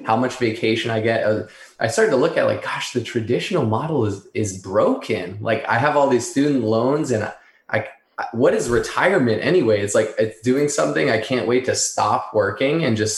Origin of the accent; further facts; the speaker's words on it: Northeast, United States; I grew up in the Northeast